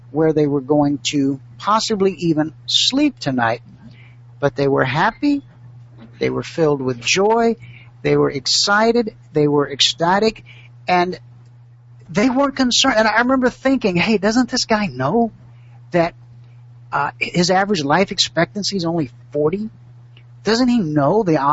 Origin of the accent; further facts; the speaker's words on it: United States; I'm the American